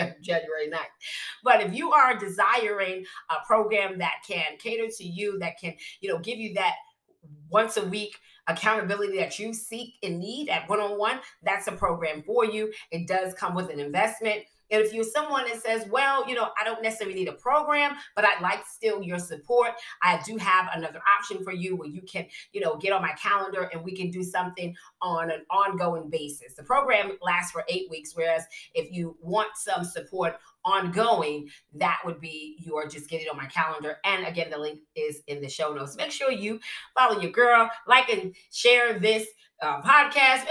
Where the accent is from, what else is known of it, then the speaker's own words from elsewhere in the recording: New York City, New York, United States; I'm from Brooklyn